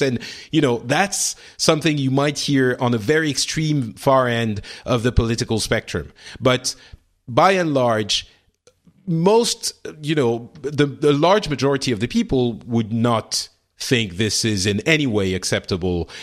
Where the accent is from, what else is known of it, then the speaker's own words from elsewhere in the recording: France; the one I'm living in right now, France